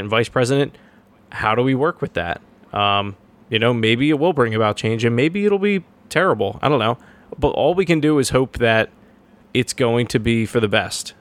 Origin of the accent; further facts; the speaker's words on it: Horsham, Pennsylvania, United States; Horsham, which my hometown